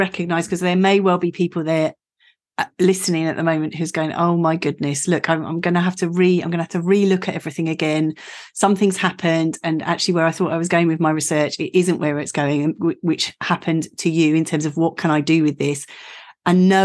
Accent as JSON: {"language": "English", "area": "Essex", "region": "East of England", "country": "United Kingdom", "said": "I'm an Essex girl"}